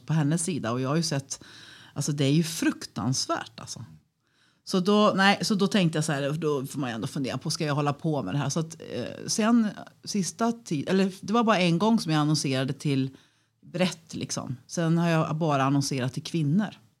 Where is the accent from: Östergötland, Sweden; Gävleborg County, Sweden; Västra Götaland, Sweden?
Västra Götaland, Sweden; Falköping; moved away as an adult; now in Örebro, Sweden; från början så är jag västgöte, så jag är uppvuxen på en gård utanför Falköping.